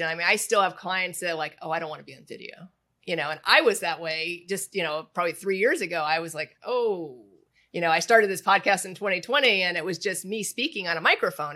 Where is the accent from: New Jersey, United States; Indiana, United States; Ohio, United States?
Indiana, United States; Indianapolis; moved away; I grew up in Indianapolis